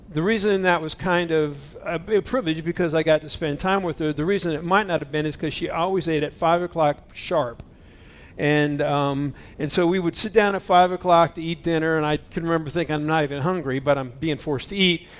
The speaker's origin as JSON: {"language": "English", "country": "United States", "said": "I'm an American Christian. You know, we're American Christians."}